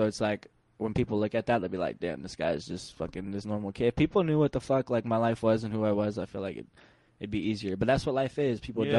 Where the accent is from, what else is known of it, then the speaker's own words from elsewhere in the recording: the South, United States; When I was growing up in South, though, when I was real little, my mom used to have wind chimes around the house.